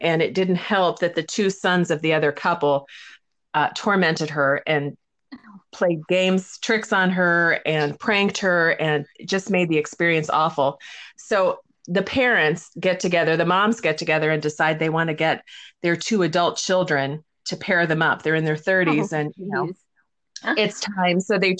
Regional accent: Chicago, Illinois, United States; moved away as an adult; also born or lived in New York City / Los Angeles; now in Oregon, United States; I grew up in Chicago, went to college there, moved to New York City after that, and then I met my husband in New York City, and then we moved to Los Angeles. We were there for 18 years before coming up to Oregon.

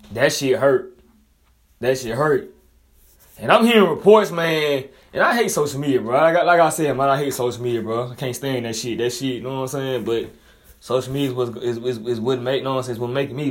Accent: Montgomery, Alabama, United States; I'm from Montgomery, Alabama

